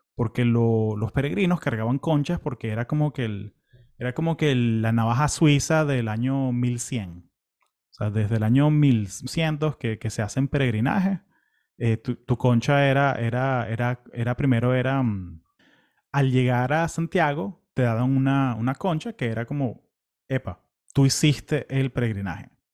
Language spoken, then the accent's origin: Spanish; Venezuela; also born or lived in California, United States; now in Florida, United States